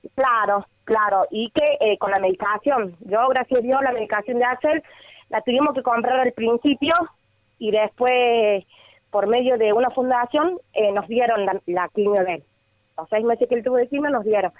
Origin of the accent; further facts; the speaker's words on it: Córdoba, Argentina; nosotros somos de acá de Córdoba